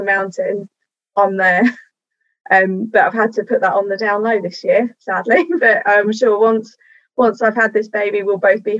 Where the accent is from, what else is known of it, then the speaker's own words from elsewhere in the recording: London, United Kingdom; I grew up in the southeast of London, and as a true southeast London person